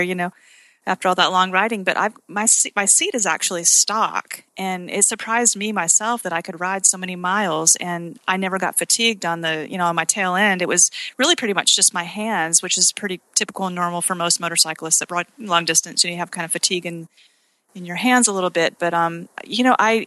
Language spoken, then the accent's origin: English; Utah, United States; now in Conway, United States; Me being from Utah